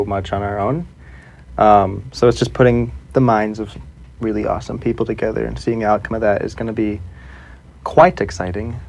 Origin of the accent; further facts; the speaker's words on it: Akron, Ohio, United States; now in Chicago, United States; I am a photographer from Akron, Ohio. Uh, I live in Chicago, Illinois currently